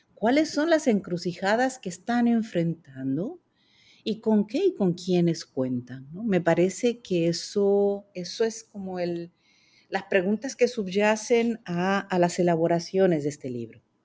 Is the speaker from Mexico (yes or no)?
yes; Mexico; moved away as an adult; also born or lived in France; now in Puerto Rico; yo soy mexicana de nacimiento. Allá hice mis primeros estudios de psicología